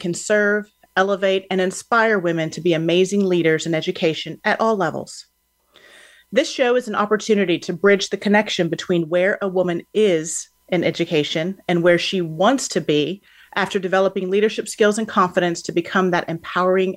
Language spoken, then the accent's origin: English; Houston, Texas, United States; Houston, which happens to be my hometown